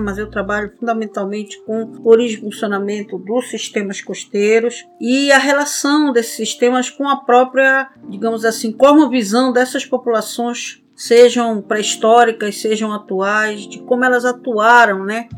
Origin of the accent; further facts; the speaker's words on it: Pará, Brazil; a nós como paraenses